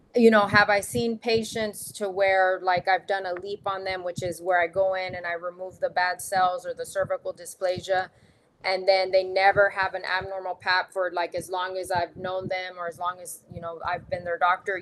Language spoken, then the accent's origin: English; Texas, United States; moved away as an adult; also born or lived in Dallas, Texas; now in Arizona, United States; I'm from Texas